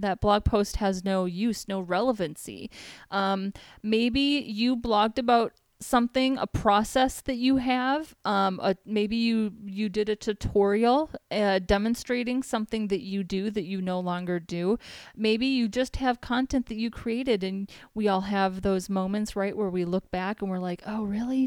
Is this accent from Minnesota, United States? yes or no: yes; Minneapolis, Minnesota, United States; moved away as an adult; now in San Diego, United States; I'm from Minneapolis, Minnesota.